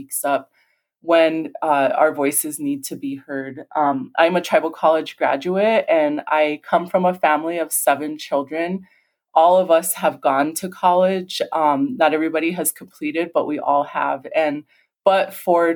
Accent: St. Francis, South Dakota, United States; also born or lived in Rosebud, South Dakota; grew up in St. Francis, just south of Rosebud on the Rosebud Reservation, was born in Rosebud

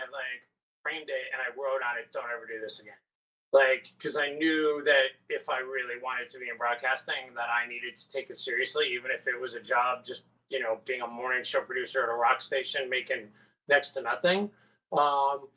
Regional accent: Syracuse, New York, United States; moved away; I grew up in Syracuse

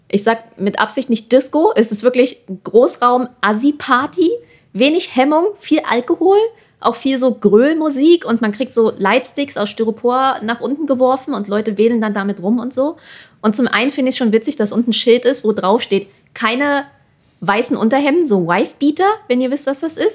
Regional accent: Germany; alle dachten auch immer so, ah ja, äh, du bist Amerikaner und alle waren schon so, äh, wir so, nee, wir sind Deutsche

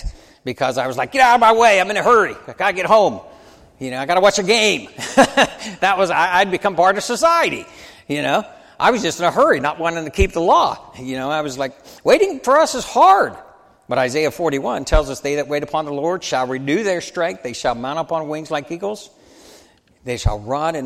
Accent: United States; As an American

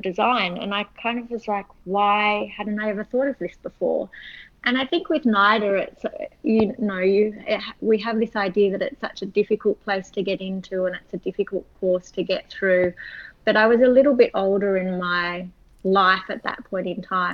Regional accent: Sydney, New South Wales, Australia; I was born in Sydney and grew up here.

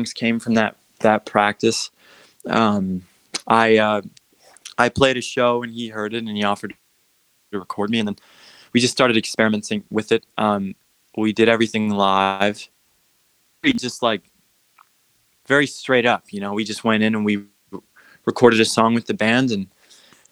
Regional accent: Utah, United States; moved away as an adult; now in Los Angeles, United States; I'm from Utah. I just moved to LA, 4 years

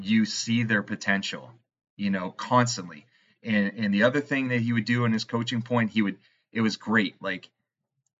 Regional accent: Canada; I'm Canadian

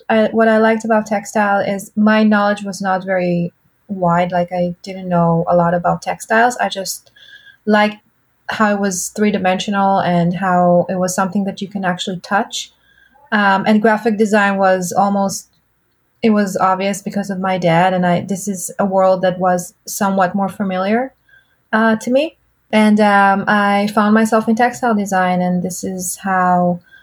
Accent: Holon, Tel Aviv District, Israel; I was born in Tel Aviv, raised in Holon all my life

